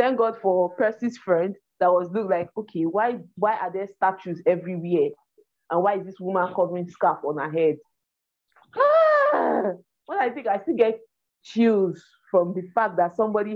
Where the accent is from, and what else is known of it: Nigeria